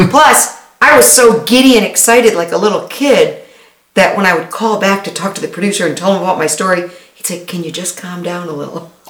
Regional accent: Detroit, Michigan, United States; I'm from, from Detroit, born and raised in Detroit. My parents were here. My grandparents were here.

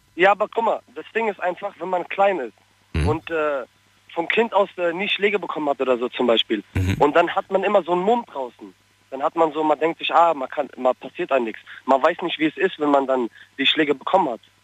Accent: Frankfurt, Hesse, Germany; ich komme aus Frankfurt. Ich komme aus Sossenheim.

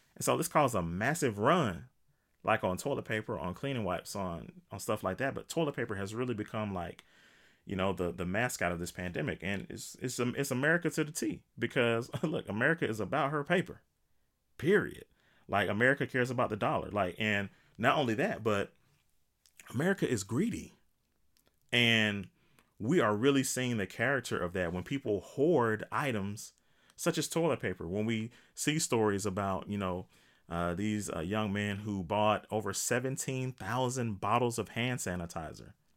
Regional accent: United States; as an American

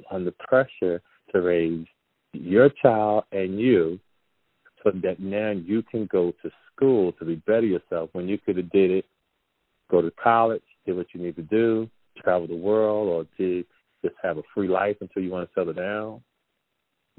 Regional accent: Jersey City, New Jersey, United States; growing up in Jersey City, New Jersey

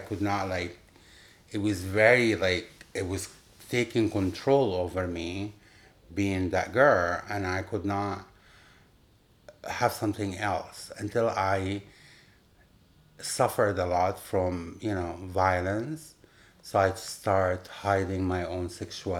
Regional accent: Upper Egypt, Egypt; English is a second language; moved away as an adult; also born or lived in Cairo, Egypt; now in New York, United States; I born and raised in Egypt. I moved here

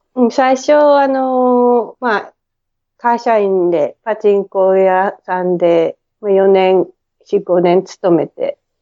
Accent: Tokyo, Japan; moved away as an adult; now in Brisbane, Australia; 大井町っていう品川の次の駅でずっと育ってますね

